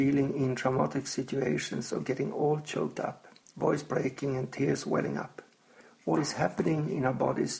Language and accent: English; Sweden; I'm from Sweden.